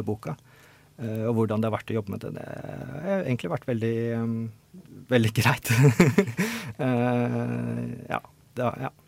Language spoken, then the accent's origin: Norwegian; Norway; also born or lived in Oslo; jeg flytta jo ut fra Oslo ut på bygda i barndommen da jeg var en, sånn, eh, ja, åtte år eller noe